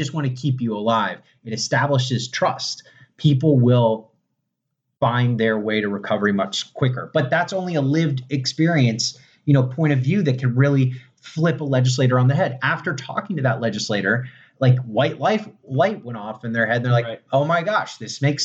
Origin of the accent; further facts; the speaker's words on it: Florida, United States; Born and raised in Florida.